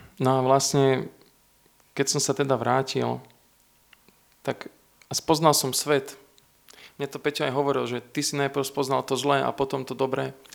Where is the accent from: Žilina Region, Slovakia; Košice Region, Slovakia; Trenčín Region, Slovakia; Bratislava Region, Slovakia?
Trenčín Region, Slovakia; Trenčín; also born or lived in Veľký Krtíš / Opatová; Keď som mal rok, sme sa presťahovali z Veľkého Krtiša do Trenčína